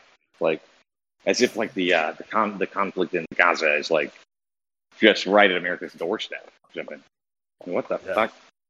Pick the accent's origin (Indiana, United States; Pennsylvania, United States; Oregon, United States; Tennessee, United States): Indiana, United States; now in Florida, United States; I'm from Indiana originally, but I live in Florida.